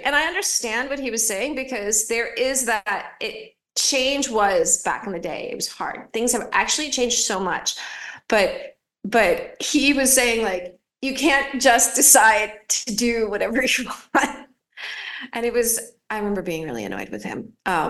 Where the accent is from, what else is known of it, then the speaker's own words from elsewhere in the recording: Philadelphia, Pennsylvania, United States; moved away as an adult; also born or lived in Los Angeles; now in Rome, Italy; I grew up in Philadelphia, which could be like, that makes me like a little bit aggressive.